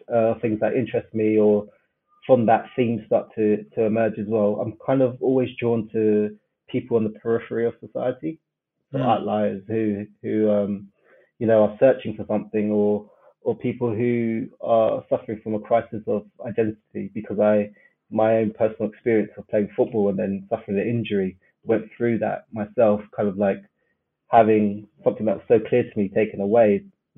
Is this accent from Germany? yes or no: no; London, United Kingdom; South West London, yeah. I'm from Brixton